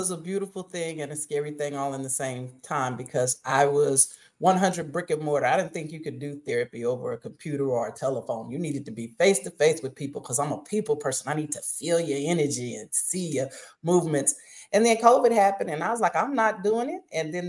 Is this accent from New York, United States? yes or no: no; Oklahoma, United States; now in Mississippi, United States; And yeah, I'm a little country. I'm from Oklahoma, and now I'm in Mississippi, so I got a little twang and swang in me.